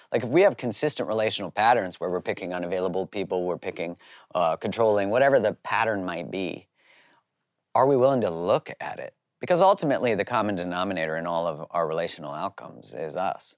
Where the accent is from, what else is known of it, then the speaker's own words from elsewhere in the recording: Canada; I grew up in Canada.